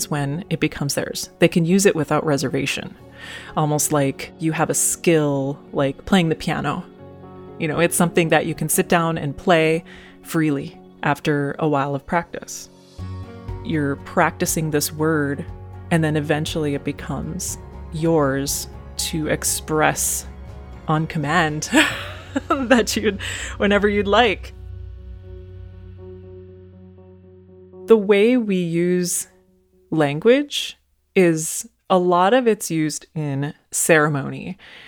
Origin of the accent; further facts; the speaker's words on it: Mille Lacs Band of Ojibwe, Minnesota, United States; I'm from the Mohawk Band of Ojibwe, and my clan is the Lynx Clan.